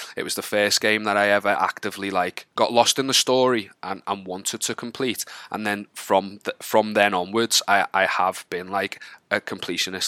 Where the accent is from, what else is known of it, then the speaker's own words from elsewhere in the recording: Wallasey, North West England, United Kingdom; also born or lived in Liverpool; I'm from a town called Wallasey, just outside of Liverpool.